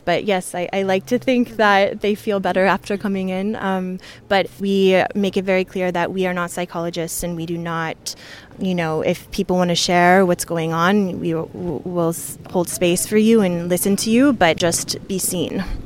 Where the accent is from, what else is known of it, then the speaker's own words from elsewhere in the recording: New York, United States; I'm from New York